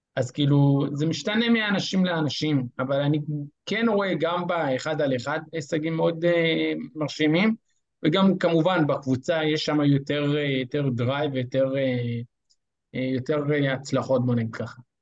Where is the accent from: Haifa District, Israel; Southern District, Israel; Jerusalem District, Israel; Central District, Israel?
Central District, Israel; Rosh HaAyin; אני ראש העין